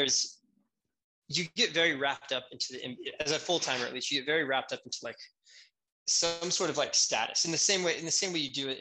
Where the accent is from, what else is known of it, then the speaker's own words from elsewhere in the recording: Houston, Texas, United States; I'm from Houston.